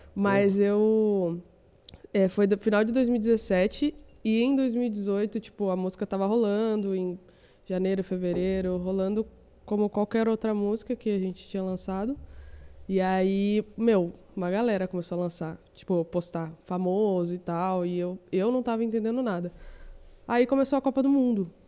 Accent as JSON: {"language": "Portuguese", "town": "São José dos Campos", "region": "São Paulo", "country": "Brazil", "tie": "born or raised there", "said": "eu nasci em São José dos Campos, aí eu trabalhava no hotel"}